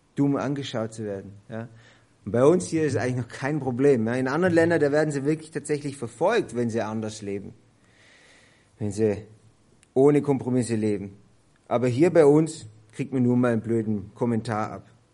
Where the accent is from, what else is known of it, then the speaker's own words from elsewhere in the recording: Germany; bei uns in Deutschland